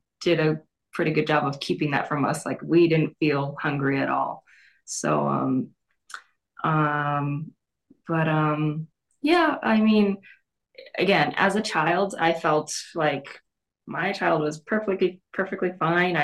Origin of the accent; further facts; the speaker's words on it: Long Beach, California, United States; moved away; also born or lived in Wyoming; I was born in Long Beach